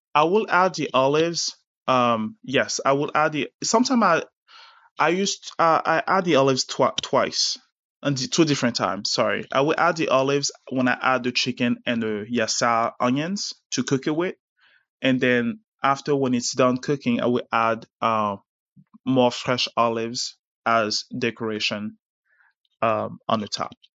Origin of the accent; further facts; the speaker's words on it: Las Vegas, Nevada, United States; moved away; also born or lived in Abidjan, Côte d'Ivoire / Richmond; when I grew up in Vegas